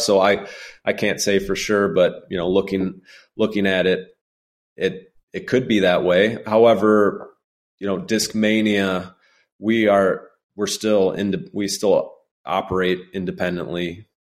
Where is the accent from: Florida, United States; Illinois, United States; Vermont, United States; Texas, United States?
Illinois, United States; my home state where I've lived damn near my whole life